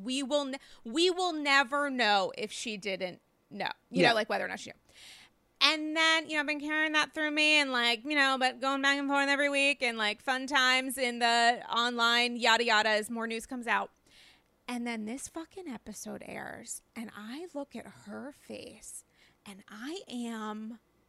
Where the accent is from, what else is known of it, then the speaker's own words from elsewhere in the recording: New York City, New York, United States; as a New Yorker